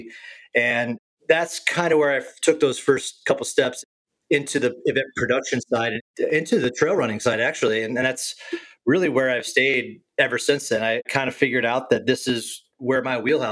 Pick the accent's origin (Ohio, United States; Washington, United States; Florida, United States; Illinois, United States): Illinois, United States; also born or lived in Boulder; now in San Diego, United States; I grew up in Illinois